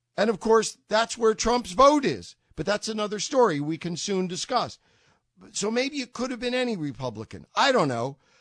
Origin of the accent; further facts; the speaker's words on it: New York, United States; moved away as an adult; now in Massachusetts, United States; I'm a New Yorker, uh, originally